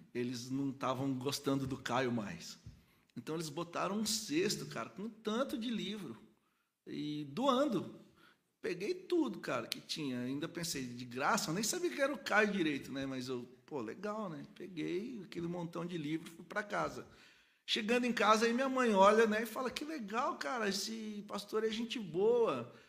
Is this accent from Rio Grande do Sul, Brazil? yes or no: no; Cordeirópolis, São Paulo, Brazil; moved away; also born or lived in Goiânia; eu sou daqui de São Paulo, mas aí minha família mudou pro interior, para uma cidadezinha que chama Corderópolis